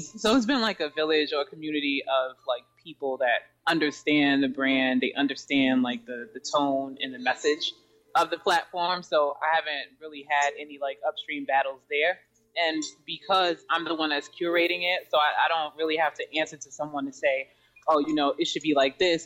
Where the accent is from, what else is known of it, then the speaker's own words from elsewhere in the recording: New York City, New York, United States; I'm from Jamaica, Queens, um, in New York City, near the JFK Airport